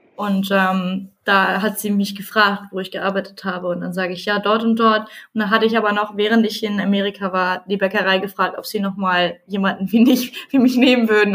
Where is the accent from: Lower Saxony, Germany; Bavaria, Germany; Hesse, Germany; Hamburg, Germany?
Lower Saxony, Germany; Nienburg; Ich komme aus Nienburg, das liegt zwischen Hannover und Bremen